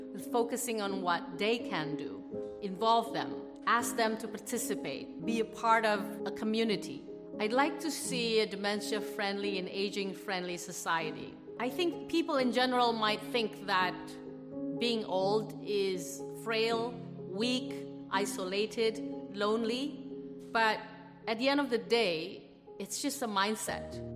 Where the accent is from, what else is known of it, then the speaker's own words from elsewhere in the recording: Jakarta, Indonesia; also born or lived in Australia; I grew up in Jakarta, Indonesia.